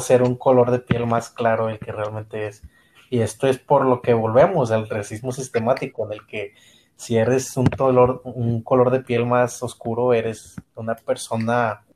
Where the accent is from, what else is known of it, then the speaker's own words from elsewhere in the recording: Mexico; aquí en México